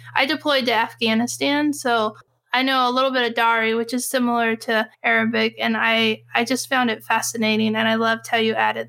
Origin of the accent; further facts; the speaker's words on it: United States; I grew up in America, was born in America